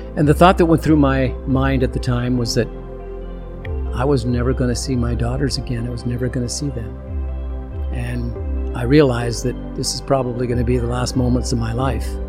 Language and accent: English; Canada; I'm from Canada